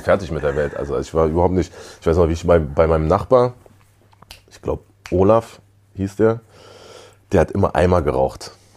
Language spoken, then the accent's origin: German; Berlin, Germany; also born or lived in Jamaica; ich bin ein Berliner Kind